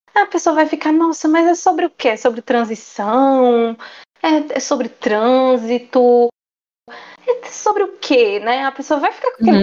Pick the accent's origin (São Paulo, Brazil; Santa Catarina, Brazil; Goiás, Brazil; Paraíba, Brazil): Paraíba, Brazil; Campina Grande; nós somos, né, de Campina Grande, Paraíba. Somos campinenses, paraibanas, nordestinas, brasileiras